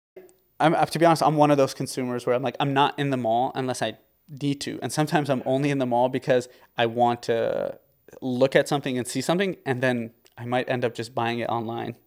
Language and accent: English; Windsor, Ontario, Canada; also born or lived in Lebanon; So, I was born in Windsor, Ontario. I lived here for, uh, most of my life.